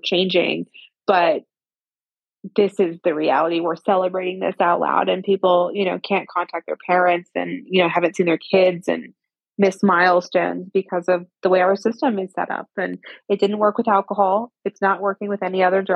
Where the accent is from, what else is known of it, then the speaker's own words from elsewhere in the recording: Northern California, United States; I grew up in Northern California